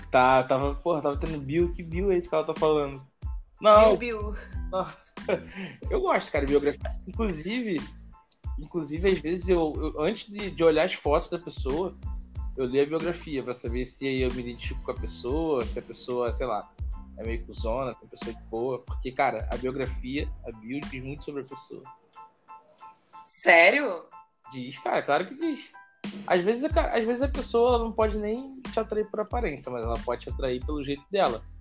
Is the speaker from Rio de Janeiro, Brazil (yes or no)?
yes; Niterói, Rio de Janeiro, Brazil; cara, eu tenho 23 anos, sou de Niterói.